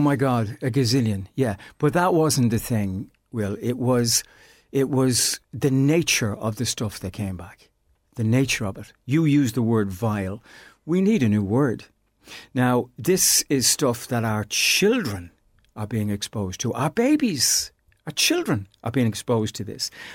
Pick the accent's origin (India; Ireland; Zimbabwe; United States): Ireland; as Irish people